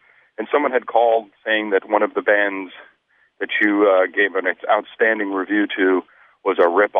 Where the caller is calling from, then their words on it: Minneapolis, Minnesota, United States; I'm calling from Minneapolis, Minnesota.